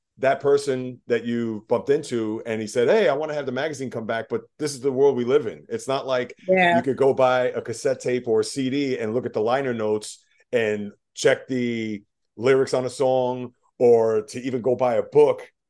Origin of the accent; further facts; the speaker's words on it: New York, United States; I'm a New Yorker